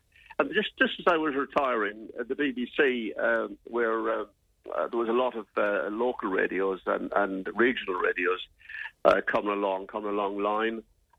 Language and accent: English; Sligo, Connacht, Ireland; moved away; growing up in Sligo.